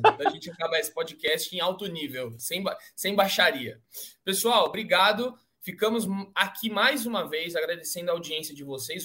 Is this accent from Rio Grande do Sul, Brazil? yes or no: no; Cotia, São Paulo, Brazil; eu que sou de Cotia